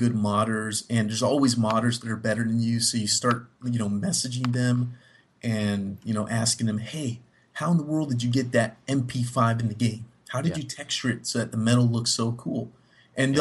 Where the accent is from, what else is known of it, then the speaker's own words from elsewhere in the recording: Miami, Florida, United States; moved away as an adult; now in Texas, United States; I'm from Miami